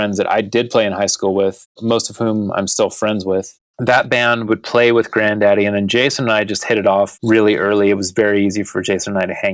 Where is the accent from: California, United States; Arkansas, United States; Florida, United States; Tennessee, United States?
California, United States; Modesto; moved away; also born or lived in Fresno, California; I was born in Fresno, raised in Modesto